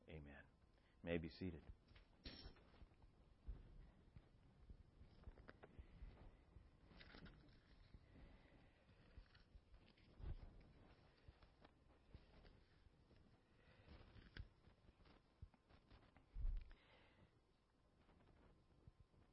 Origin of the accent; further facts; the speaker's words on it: Southern California, United States; I grew up in Southern California